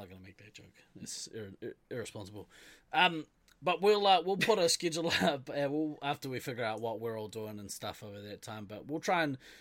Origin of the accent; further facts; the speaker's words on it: New Zealand; I'm from New Zealand.